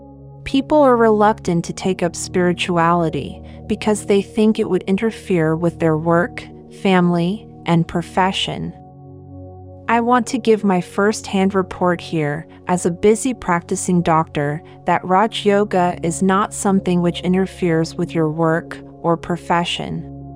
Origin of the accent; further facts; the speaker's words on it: Kenya; born there; moved away; also born or lived in Seychelles / Germany; I was born in Kenya, studied in Seychelles, and then went to Germany for studies, and so finally I felt that I don't belong to anywhere.